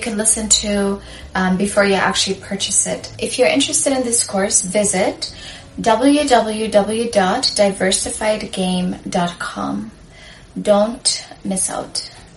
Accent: Sudan; I'm from Sudan, I'm African

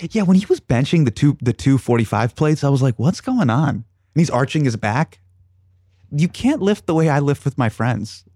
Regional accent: Sacramento, California, United States; I grew up with in Sacramento

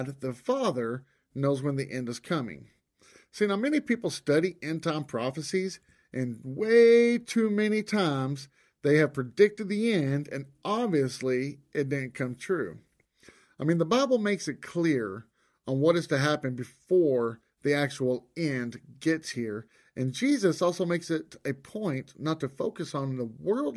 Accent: Texas, United States; I am born and raised in Texas

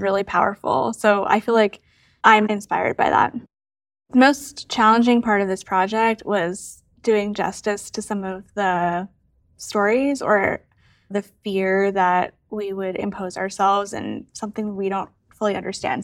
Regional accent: Massachusetts outside of Boston, United States; now in Cincinnati, United States; I am originally from Massachusetts outside of Boston. I currently live in Cincinnati

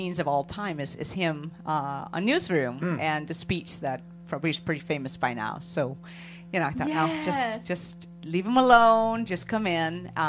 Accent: Denmark; moved away; I am part of a group of Norwegian settlers, which I'm from Denmark originally

